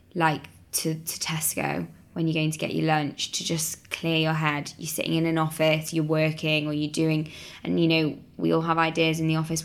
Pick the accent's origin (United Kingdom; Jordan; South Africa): United Kingdom; Manchester, North West England; moved away; I'm from Manchester originally